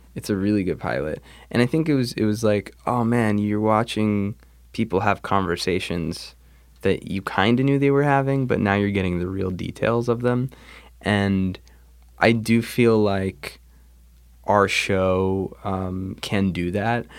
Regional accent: New Jersey, United States; also born or lived in New York; I grew up, um, I grew up in New Jersey. I was, I was born in New York, but we moved to Jersey, um, early.

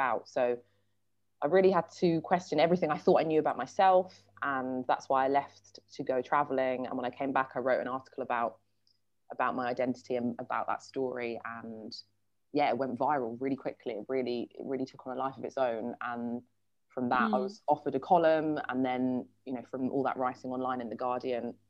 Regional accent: London, United Kingdom; we grew up in a very white suburb of London, Sutton, which is kind of near Croydon

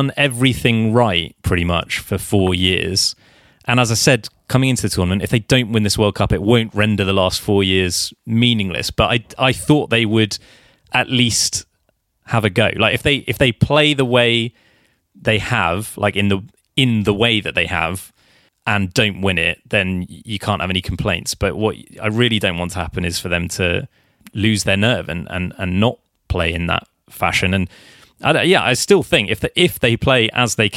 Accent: England, United Kingdom; I am English

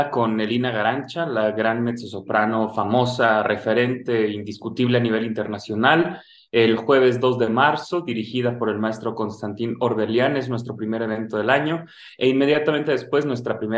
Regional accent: Mexico; fuera de nuestras fronteras y también traer lo que puedo aprender fuera de México y ejercerlo aquí en mi país.

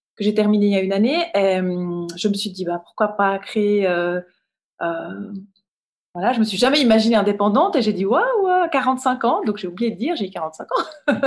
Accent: Rolle, Vaud, Switzerland; je viens de Rôle. C'est une petite ville, euh, village au bord du lac Léman, entre, euh, Lausanne et Genève. Et, bah, j'ai grandi là

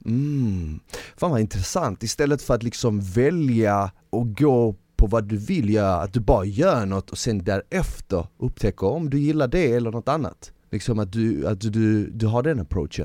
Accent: Malmö, Skåne, Sweden; jag växte upp i Malmö

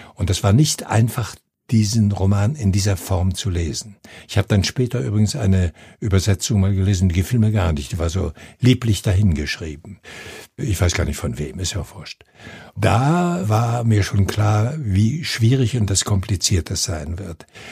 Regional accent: 90 km west of Gdańsk, Pomeranian Voivodeship, Poland; moved away; in meiner Heimatstadt, das ist äh, im jetzigen Polen oben an der Ostsee, 90 Kilometer westlich von Danzig

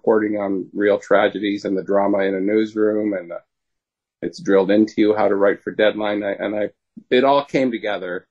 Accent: Canada; I'm a Canadian

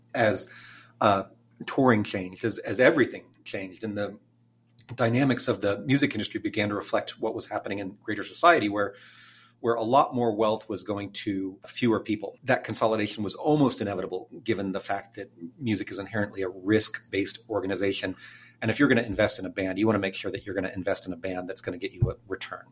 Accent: Austin, Texas, United States; I grew up in Tarrytown and Clarksville, a couple of pretty central neighborhoods around here

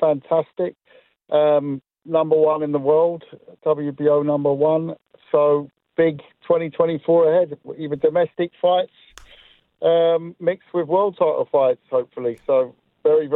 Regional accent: London, United Kingdom; I'm a Londoner

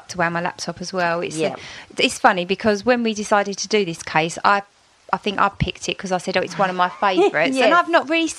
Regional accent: London, United Kingdom; we're both from London or live near London now.

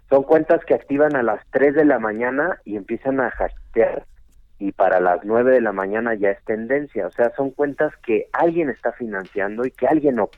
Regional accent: Mexico City, Mexico; Nací en Ciudad de México

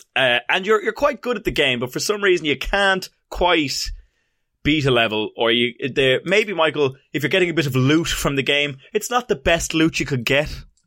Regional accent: Ireland

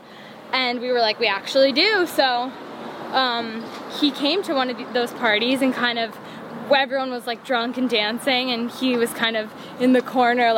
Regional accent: New York, United States; I am from New York. I've always lived in New York

